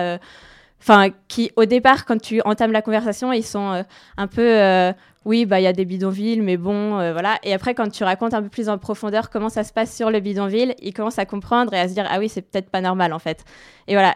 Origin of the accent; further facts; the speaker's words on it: France; also born or lived in London; en tant que Française